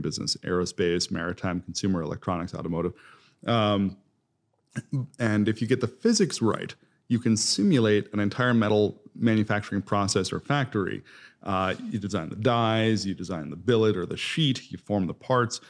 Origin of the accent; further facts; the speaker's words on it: East Coast, United States; moved away as an adult; also born or lived in Columbus, Ohio; now in Indianapolis, United States; I'm originally from the East Coast